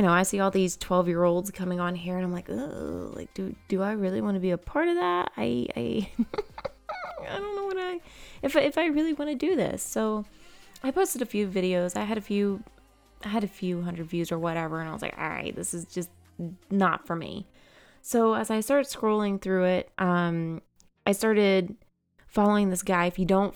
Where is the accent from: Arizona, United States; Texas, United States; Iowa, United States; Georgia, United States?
Georgia, United States; I am 29 years old and I am from Georgia.